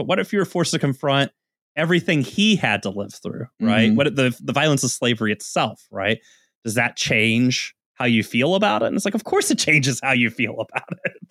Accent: the South, United States; growing up in the South

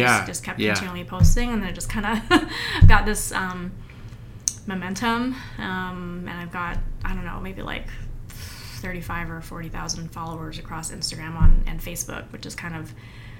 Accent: Seattle, Washington, United States; so I was born and raised in Seattle, and I've been here most of my life except about 5 years in New York.

